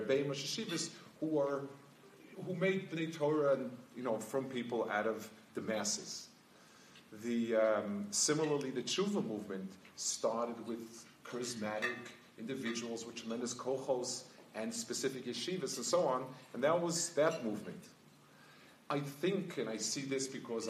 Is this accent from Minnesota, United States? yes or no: no; New York, United States; moved away as an adult; also born or lived in Jerusalem; I grew up in New York, the Lower East Side. I was there until I finished high school, and then I was in Yerushalayim for 25 years.